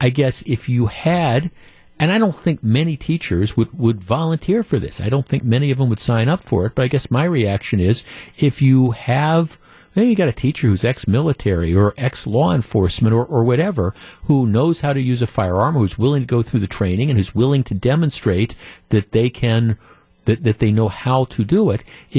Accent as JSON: {"language": "English", "region": "Illinois", "country": "United States", "said": "I'm from the Chicago suburbs. I'm a female."}